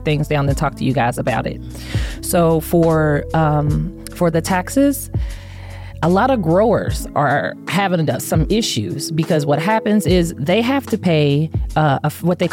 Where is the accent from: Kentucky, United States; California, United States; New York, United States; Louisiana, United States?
Kentucky, United States; now in Las Vegas, United States; my hometown, Kentucky